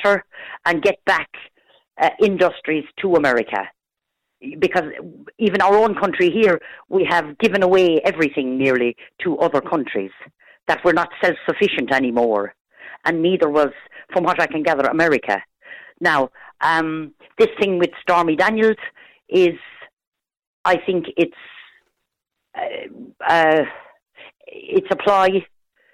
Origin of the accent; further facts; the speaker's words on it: Ireland; I'm Irish